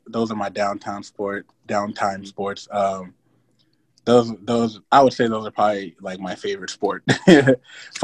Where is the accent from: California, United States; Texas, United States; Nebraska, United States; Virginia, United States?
Nebraska, United States; Grand Island; also born or lived in Sudan / Atlanta, Georgia; Grand Island was, you know, where I grew up in, you know, where I learned everything from football.